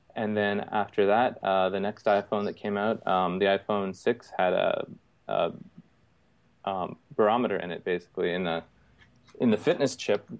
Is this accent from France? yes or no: no; Canada; moved away as an adult; now in Houston, United States; I grew up in Canada